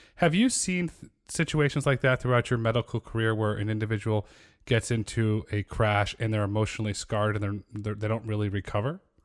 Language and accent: English; Connecticut, United States; moved away as an adult; I grew up in Connecticut